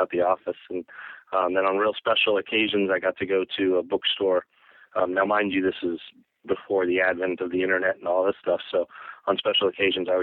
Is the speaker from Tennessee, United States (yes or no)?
no; Colorado, United States; I grew up in Colorado